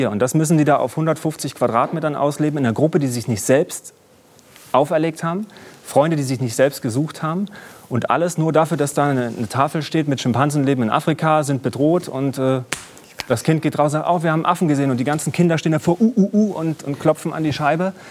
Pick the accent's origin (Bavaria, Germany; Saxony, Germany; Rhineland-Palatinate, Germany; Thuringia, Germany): Thuringia, Germany; Jena; bin durch Jena gelaufen, meine Heimatstadt, und habe Unterschriften gesammelt für Rettet die Wale.